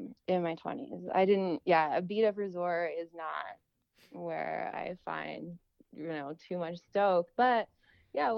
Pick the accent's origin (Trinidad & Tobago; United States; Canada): Canada; Calgary, Alberta; I'm originally from Calgary, and I started skiing a little